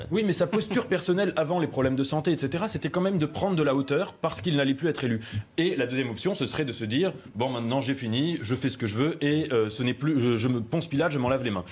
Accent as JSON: {"language": "French", "country": "France", "said": "en tant que Français et en tant qu'Européens"}